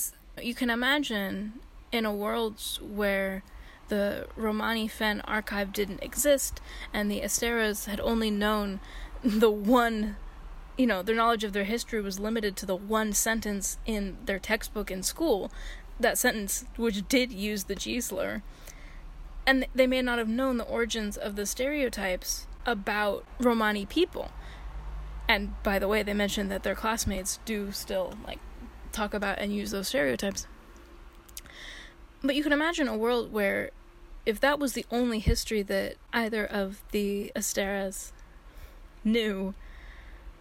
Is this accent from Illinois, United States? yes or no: no; San Francisco, California, United States; I'm from San Francisco